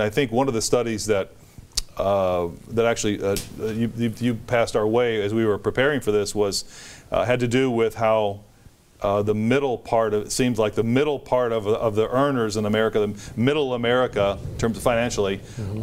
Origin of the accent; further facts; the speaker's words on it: United States; as an American